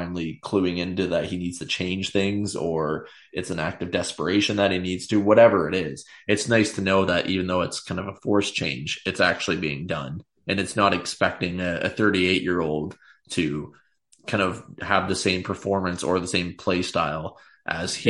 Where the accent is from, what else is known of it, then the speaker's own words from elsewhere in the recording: Canada; as a Canadian